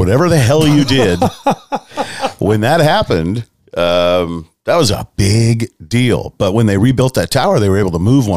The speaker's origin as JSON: {"language": "English", "town": "Manteca", "region": "California", "country": "United States", "tie": "born or raised there", "said": "I'm now retired, a product of Manteca High School"}